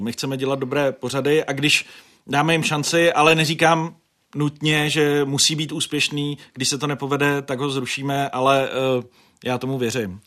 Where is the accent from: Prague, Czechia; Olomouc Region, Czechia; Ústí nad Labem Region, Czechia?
Ústí nad Labem Region, Czechia; Děčín; v Děčíně, protože jsem to bral osobně, že hm, tenhle politik jede do mého rodného města